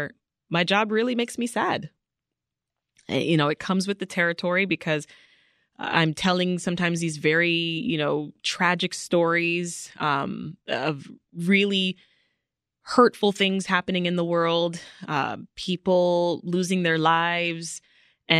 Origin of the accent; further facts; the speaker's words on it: Kingston, Jamaica; also born or lived in Canada; now in United States; I was born in Jamaica. I was born in the capital city of Kingston